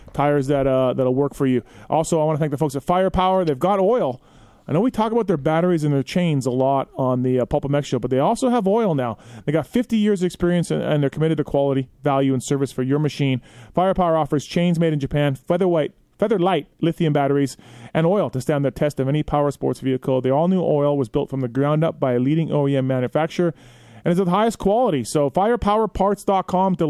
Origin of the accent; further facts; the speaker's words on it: Manitoba, Canada; I'm from Manitoba, born and raised